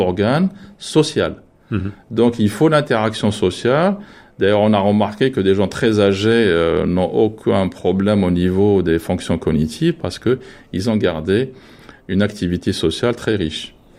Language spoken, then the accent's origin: French; France; nous, en tant que Français